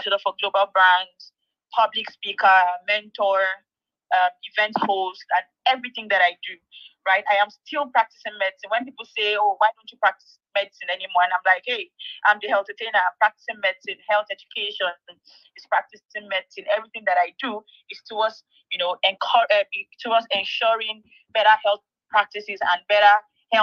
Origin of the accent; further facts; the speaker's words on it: Ebonyi, Nigeria; also born or lived in Kogi State; I'm from Ebonyi State. Yeah, I call myself the ….